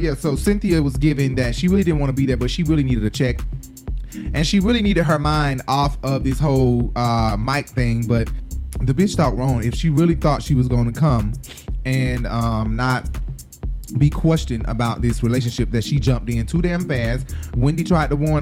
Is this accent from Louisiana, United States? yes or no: no; Atlanta, Georgia, United States; I'm from Atlanta